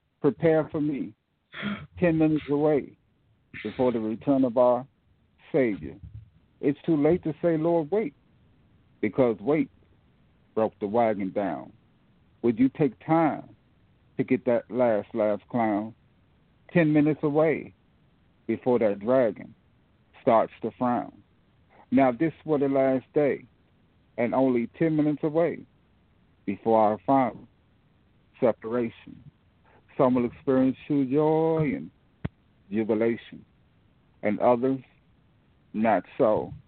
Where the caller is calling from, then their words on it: Fort Washington, Maryland, United States; I'm from Fort Washington. I live in Fort Washington, Maryland.